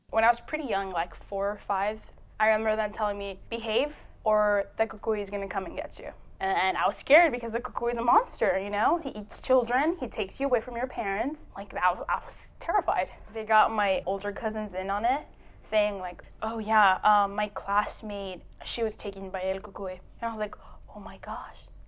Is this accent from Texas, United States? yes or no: yes; Eagle Pass, Texas, United States; I'm from Eagle Pass. That's on the border with Mexico